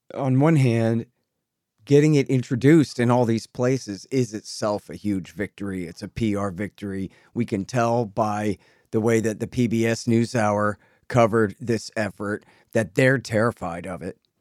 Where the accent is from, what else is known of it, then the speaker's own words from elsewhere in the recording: Texas, United States; I'm a Texan